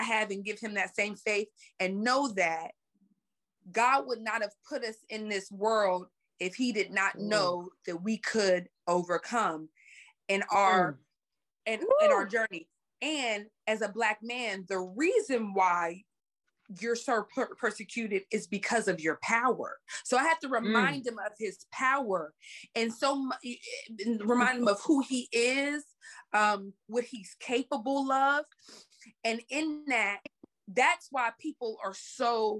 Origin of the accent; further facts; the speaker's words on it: Pittsburgh, Pennsylvania, United States; now in Los Angeles, United States; growing up in a project in Pittsburgh, Pennsylvania, where I'm from